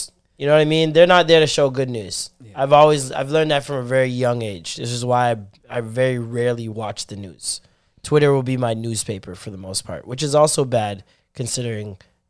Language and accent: English; Ontario, Canada; people in Canada, outside of Ontario, talk about us like we're American.